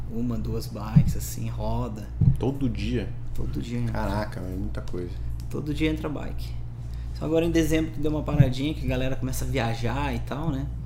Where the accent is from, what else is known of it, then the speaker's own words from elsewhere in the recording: Petrópolis, Rio de Janeiro, Brazil; lá na minha cidade, lá em Petrópolis